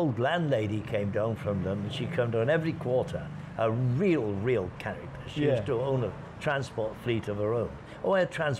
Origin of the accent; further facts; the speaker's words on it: Nash, Wales, United Kingdom; moved away as an adult; now in Pattaya, Thailand; I'm from a little village called Nash